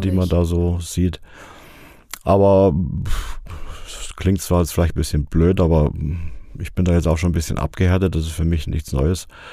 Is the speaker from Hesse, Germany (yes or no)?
yes; Fulda, Hesse, Germany; also born or lived in Harsefeld, Lower Saxony / Austria / Rhine-Main area; Geboren wurde ich in Harsefeld, Kreis Stade, also nicht in Fulda. Bin aber in Fulda, genauer gesagt in Heimbach, aufgewachsen.